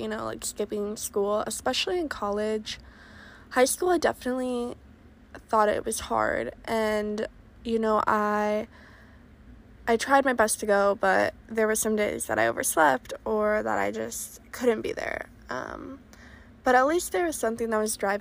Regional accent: Oregon, United States; moved away as an adult; I'm originally from Oregon

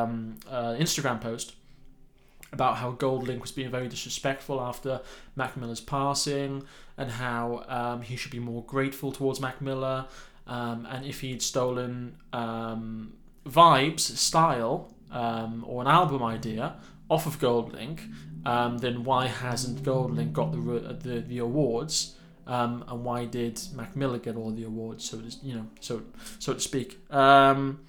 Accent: United Kingdom; I'm British.

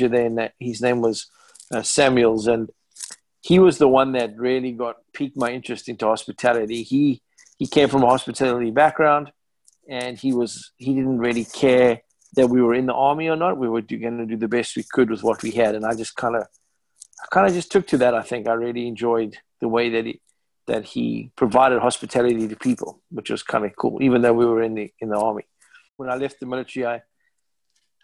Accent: Cape Town, Western Cape, South Africa; moved away as an adult; also born or lived in New York / Massachusetts; now in United States; Cape Town, South Africa, in my hometown

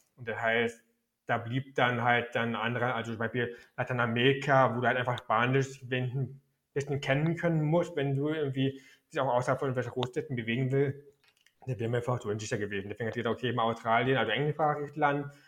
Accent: Berlin, Germany; also born or lived in Frankfurt (Oder); ich bin noch in Ostberlin geboren

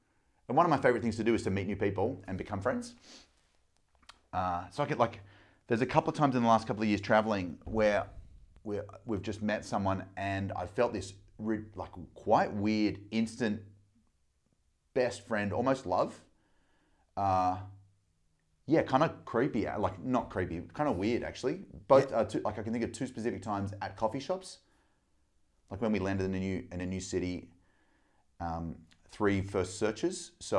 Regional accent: Melbourne, Victoria, Australia; Grew up in Melbourne. Mum and dad split up when I was two. Dad's in Sydney. Mum's in Melbourne. Grew up in a little neighbourhood called North Carlton, kind of near the city

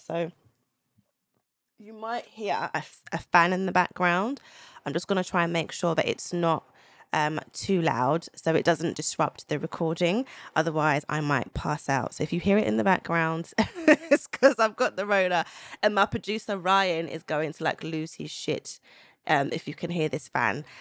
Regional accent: Zimbabwe; I'm from Zimbabwe. I'm Southern African, so Z-, Zimbabwean

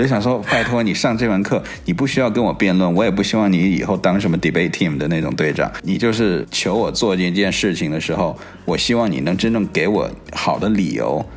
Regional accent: China; now in Silicon Valley, United States; 我小的时候在， 在中国的时候，我暑假都在做暑假作业

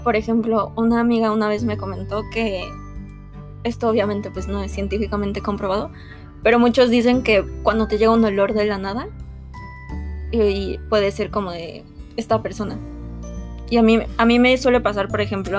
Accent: Mexico; nosotros como mexicanos

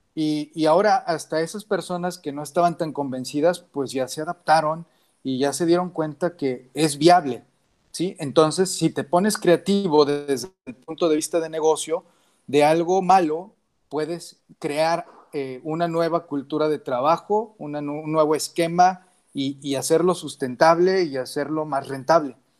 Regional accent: Mexico; como mexicanos

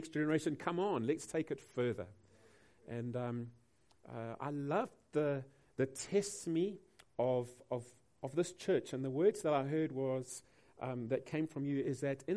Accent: Durban, KwaZulu-Natal, South Africa; we come from Durban

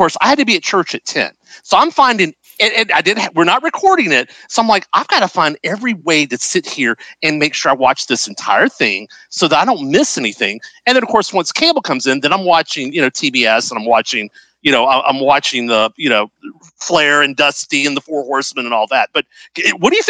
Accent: Louisiana, United States; I grew up in Louisiana, so it was Mid-South

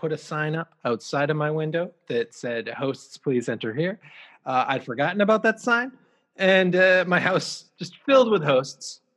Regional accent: Calgary, Alberta, Canada; now in London, United Kingdom; My first childhood homes was in Queensland, Calgary.

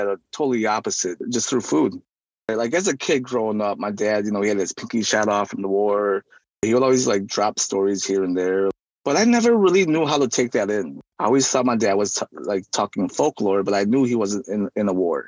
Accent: Burlington, Wisconsin, United States; also born or lived in Ubon refugee camp, Thailand / Madison, Wisconsin; now in Racine, United States; The church that sponsored us resided in Burlington, Wisconsin

